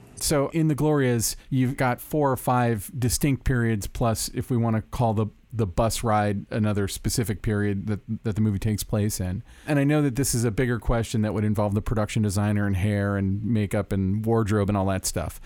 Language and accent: English; Orlando, Florida, United States; now in Los Angeles, United States; Orlando, Florida, my home my hometown